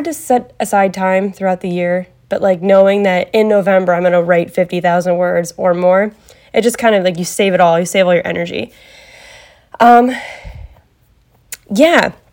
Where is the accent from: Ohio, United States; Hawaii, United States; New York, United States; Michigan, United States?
Ohio, United States; also born or lived in Cleveland, Ohio; I am from Ohio, born and raised. I've never lived in any other state. I've never really wanted to live in any other state.